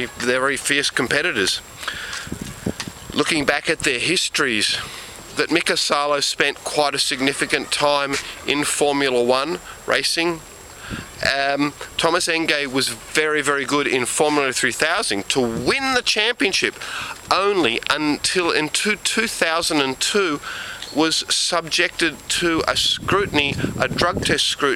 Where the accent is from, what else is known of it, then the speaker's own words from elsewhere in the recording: Australia; I am from Australia